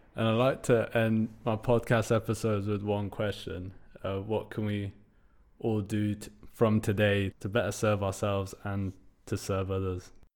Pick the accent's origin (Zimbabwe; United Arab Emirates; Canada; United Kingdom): United Kingdom; my story growing up as a British Iranian in the U K